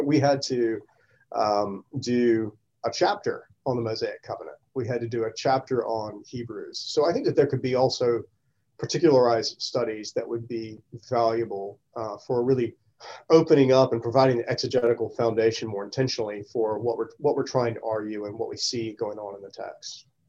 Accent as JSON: {"language": "English", "region": "the South", "country": "United States", "tie": "born or raised there", "said": "being surrounded by those questions just growing up in the South all the time"}